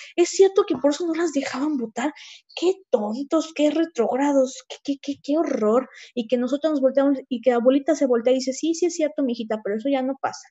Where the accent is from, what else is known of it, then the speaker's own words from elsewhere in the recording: Huauchinango, Puebla, Mexico; yo soy originaria de la Sierra Norte de Puebla, en Huauchinango